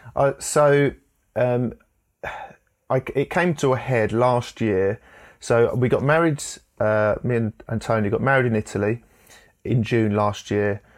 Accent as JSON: {"language": "English", "town": "Enfield", "region": "London", "country": "United Kingdom", "tie": "born or raised there", "said": "I was born in Enfield in North London"}